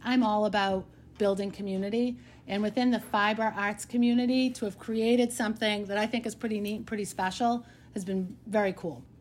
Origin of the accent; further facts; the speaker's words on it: Boston, Massachusetts, United States; accent: Dorchester; where I grew up, there's a lot of Polish influence